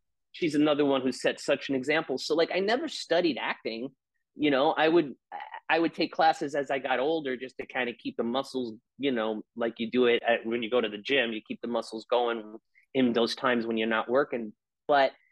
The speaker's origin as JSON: {"language": "English", "region": "New York", "country": "United States", "said": "I'm an Italian from New York"}